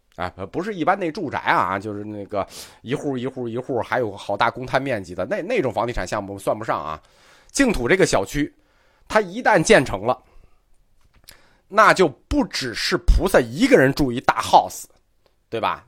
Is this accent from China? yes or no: yes; China; 我们中国人特别重视的是谁的本愿